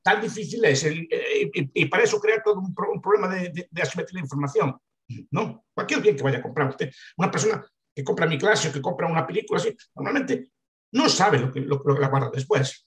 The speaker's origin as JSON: {"language": "Spanish", "region": "Galicia", "country": "Spain", "said": "visto como un gallego de mi época y de mi edad"}